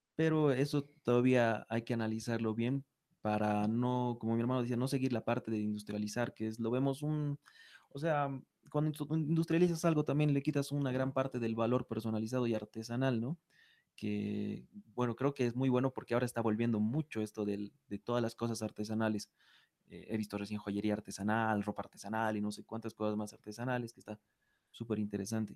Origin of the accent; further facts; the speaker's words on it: Bolivia; nosotros como bolivianos